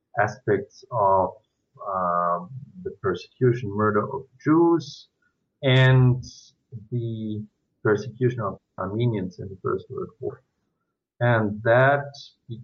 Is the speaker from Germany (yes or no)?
yes; Germany; moved away as an adult; now in Switzerland; I was born in Germany